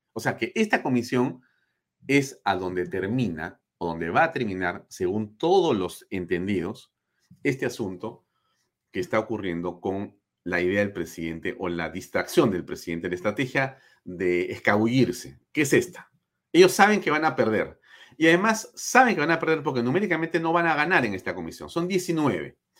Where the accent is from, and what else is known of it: Peru